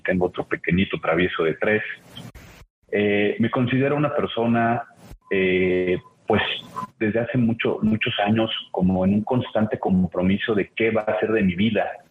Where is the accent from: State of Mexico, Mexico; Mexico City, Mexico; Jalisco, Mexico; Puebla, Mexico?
Puebla, Mexico; soy poblano